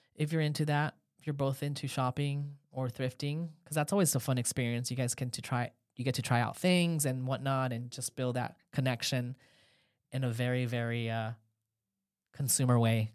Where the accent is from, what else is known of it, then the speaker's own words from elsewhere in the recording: Los Angeles, California, United States; now in Haifa, Israel; I'm from Los Angeles originally